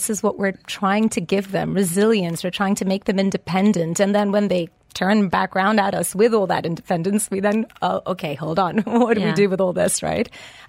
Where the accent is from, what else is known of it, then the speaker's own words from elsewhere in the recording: Lisbon, Portugal; English is a second language; moved away as an adult; now in United Kingdom; I was born and brought up in Lisbon and educated there as well. And then I met a very handsome, charming man that took me to the UK, and that's where I had my three children.